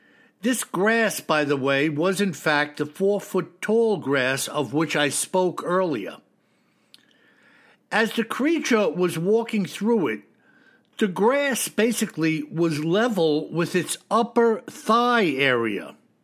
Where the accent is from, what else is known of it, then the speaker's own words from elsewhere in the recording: South Dakota, United States; took place in the Black Hills National Forest in my home state of South Dakota.